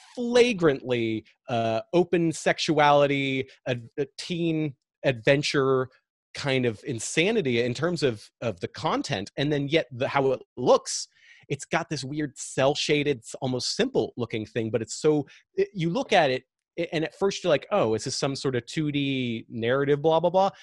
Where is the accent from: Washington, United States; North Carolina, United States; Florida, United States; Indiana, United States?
Washington, United States; Seattle; I'm from Seattle